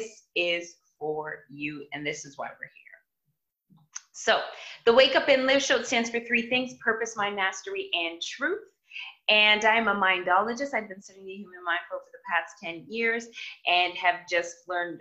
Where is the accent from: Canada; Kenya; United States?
Canada; Toronto, Ontario; I come from Toronto, Canada